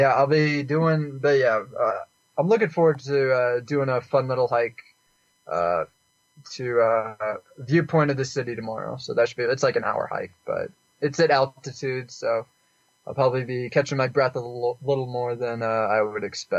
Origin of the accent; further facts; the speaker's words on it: Canada; also born or lived in Houston, United States; I was born in Houston, but I lived in lots of places when I was younger. And then I lived in Canada during middle school and high school.